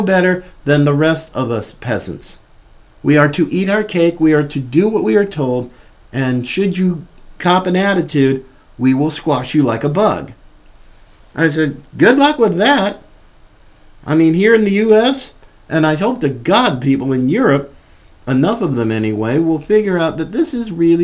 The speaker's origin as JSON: {"language": "English", "country": "United States", "said": "as an American"}